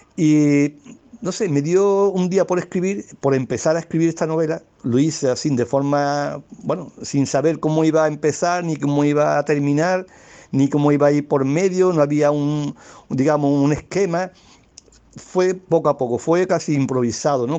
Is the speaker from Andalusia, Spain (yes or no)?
yes; Algeciras, Andalusia, Spain; accent: Andalusian; soy de, de Algeciras, una ciudad que está en una comarca que se llama el Campo de Gibraltar, que está dentro de la provincia de Cádiz, en la región de Andalucía y en España, claro